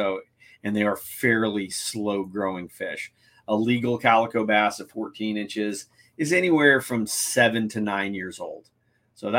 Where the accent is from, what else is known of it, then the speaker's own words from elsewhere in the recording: San Diego, California, United States; San Diego, my hometown